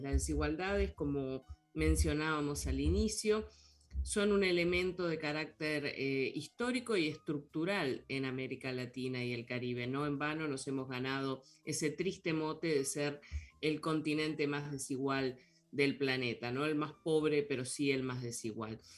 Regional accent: Uruguay; como compatriota que somos

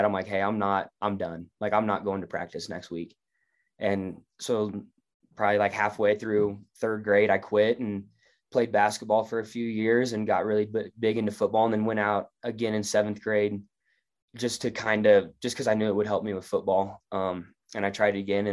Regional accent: Clay Center, United States; I'm from Clay Center

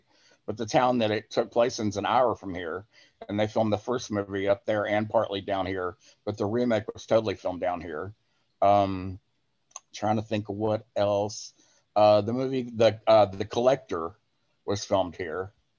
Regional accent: Blanchard, Louisiana, United States; also born or lived in Shreveport, Louisiana; I was seeing him walk around Blanchard, and I'm thinking, why is he in my hometown?

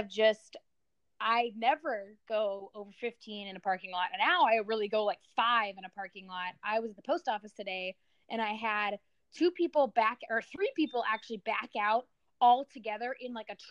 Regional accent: near Illinois, Midwest, United States; I grew up in the Midwest, near Illinois

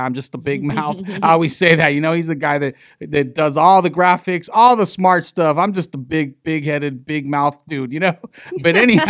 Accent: Long Beach, California, United States; in the city of Long Beach, in my hometown, my park, MacArthur Park

